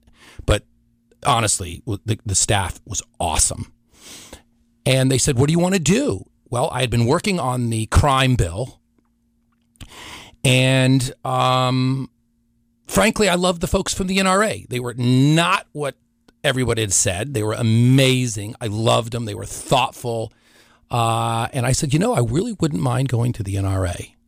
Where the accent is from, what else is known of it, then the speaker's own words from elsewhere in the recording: Washington, District of Columbia, United States; Well, I was born and raised in Washington, D.C., to a second-generation Italian immigrant who became an FBI agent, my father